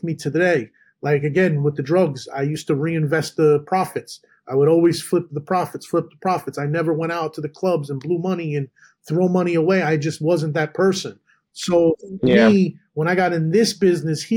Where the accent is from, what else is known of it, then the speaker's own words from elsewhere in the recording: Edison, New Jersey, United States; also born or lived in Manhattan, New York; In New Jersey, and in Edison